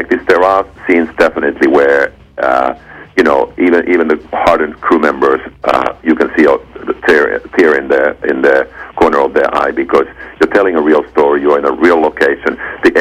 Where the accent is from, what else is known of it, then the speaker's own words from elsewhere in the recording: Finland; moved away as an adult; I come from Finland